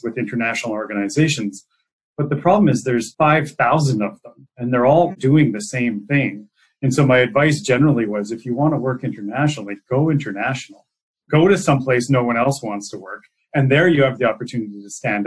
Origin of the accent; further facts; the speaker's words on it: Salmon Arm, British Columbia, Canada; moved away as an adult; also born or lived in Rome / New York; I'm a kid from the Shuswap